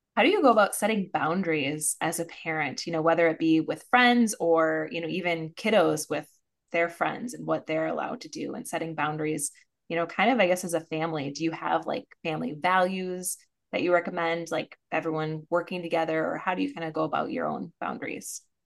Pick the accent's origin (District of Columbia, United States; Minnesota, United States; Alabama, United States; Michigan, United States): Minnesota, United States; I'm a Minnesotan